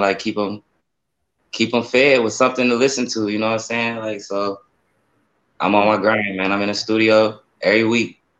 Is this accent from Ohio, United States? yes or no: yes; Akron, Ohio, United States; also born or lived in Spain; I'm, I'm, from Akron, Ohio. I was born in Spain. I'm a Navy baby, but okay. I came over here. I came over here when I was one years old, and I've been, you know, I'm saying, from the east side of Akron all my life